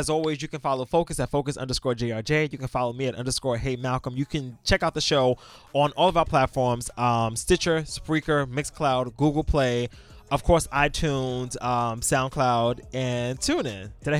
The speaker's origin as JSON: {"language": "English", "town": "New York City", "region": "New York", "country": "United States", "said": "I'm from Brooklyn."}